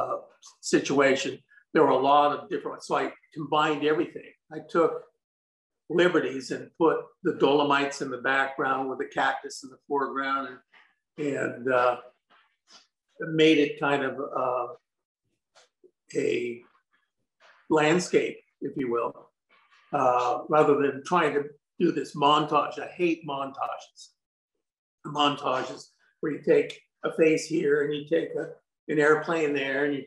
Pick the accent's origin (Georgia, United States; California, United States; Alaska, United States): California, United States; San Francisco; now in Glen Ellen, United States; I grew up in the Bay Area. I was born in San Francisco.